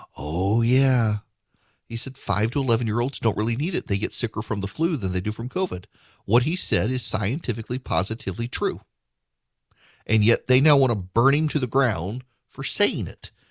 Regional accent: Louisiana, United States; I grew up in Louisiana

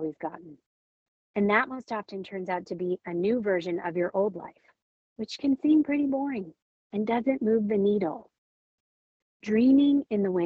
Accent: California, United States; moved away; also born or lived in Minnesota; my home state of California

